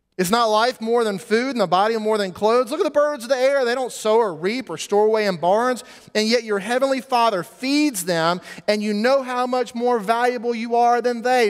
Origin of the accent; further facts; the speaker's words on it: United States; we, as American Christians